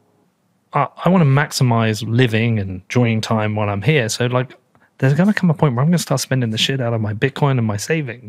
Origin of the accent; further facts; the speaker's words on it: United Kingdom; I'm British.